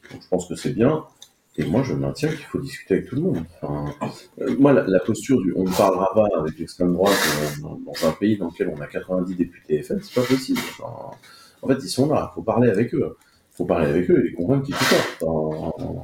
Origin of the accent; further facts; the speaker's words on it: France; en tant que Français, euh, vous n'êtes pas d'accord avec l'entreprise qui vous emploie